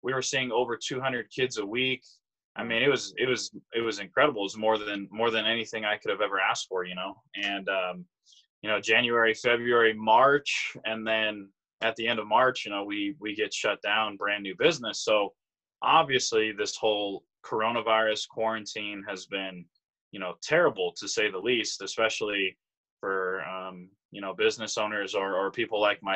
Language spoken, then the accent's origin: English; Pueblo, Colorado, United States; moved away as an adult; I'm from Pueblo, Colorado.